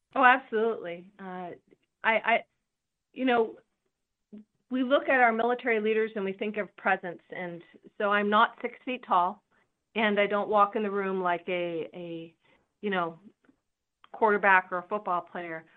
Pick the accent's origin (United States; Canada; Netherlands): United States; California; also born or lived in Spain; I come from California